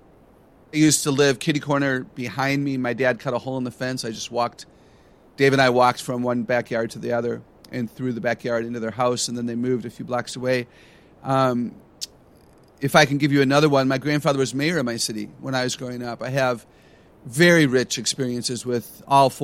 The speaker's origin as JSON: {"language": "English", "region": "Wisconsin", "country": "United States", "tie": "born or raised there", "said": "I grew up in Wisconsin"}